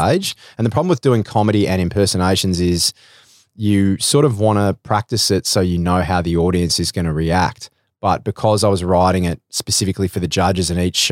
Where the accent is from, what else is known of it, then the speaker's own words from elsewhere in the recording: Melbourne, Victoria, Australia; I'm from Melbourne